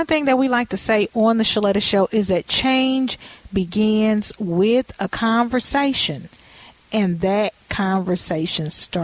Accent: Louisiana, United States; I'm from Louisiana

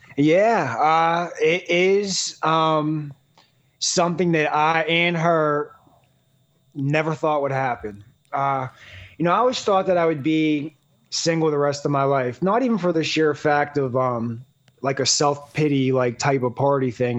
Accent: Pittsburgh, Pennsylvania, United States; I'm from Pittsburgh, Pennsylvania.

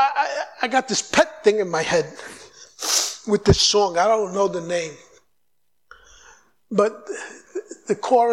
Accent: New York City, New York, United States; moved away as an adult; also born or lived in United Kingdom; now in Brazil; I grew up in New York

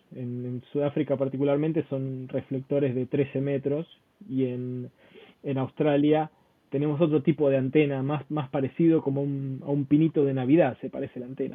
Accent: Argentina; yo soy argentino.

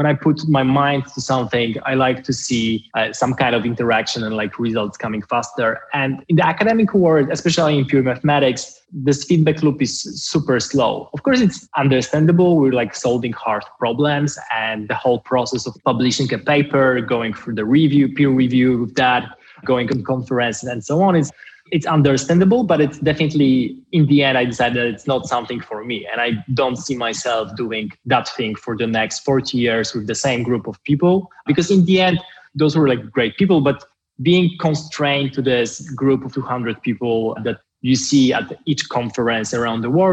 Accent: Poland; moved away as an adult; also born or lived in Paris / Oxford; in my home country, in a place where I was born

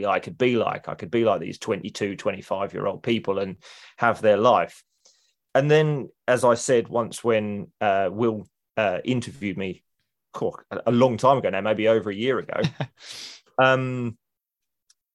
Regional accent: United Kingdom; as a Brit

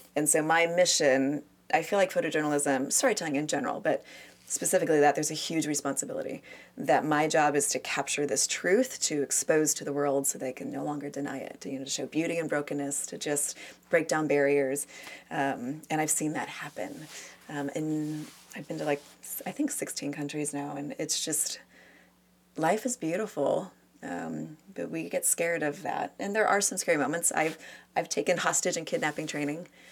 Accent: United States; I'm an American

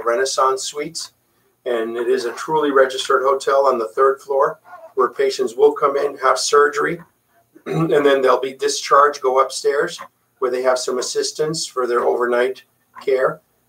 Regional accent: San Juan, Puerto Rico; English is a second language; Correct. Actually, English is my second language.

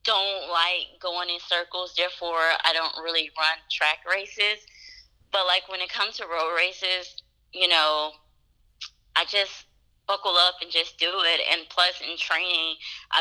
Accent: Atlanta, Georgia, United States; it's in my hometown

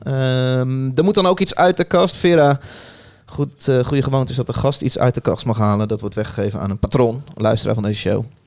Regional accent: Utrecht, Netherlands; wij komen uit Utrecht

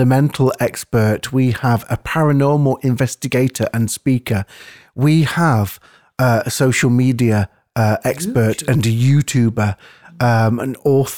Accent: near Edwinstowe, Nottinghamshire, East Midlands, United Kingdom; we're from the same neck of the woods, I'm not far from Edwinstowe

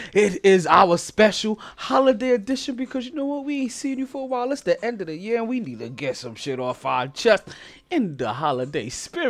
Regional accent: Brooklyn, New York, United States; I'm also from Brooklyn too. You know, show love, spread love. It's the Brooklyn way.

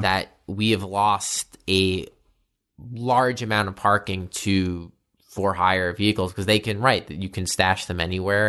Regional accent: New York City, New York, United States; I grew up here in Bay Ridge

